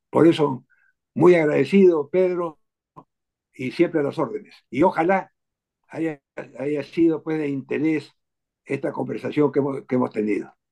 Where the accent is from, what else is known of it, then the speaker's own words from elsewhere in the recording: Berlin, Germany; born there; Me ha dado oportunidad de recordar que yo nací en Alemania, en Berlín, justamente porque mi padre estaba allá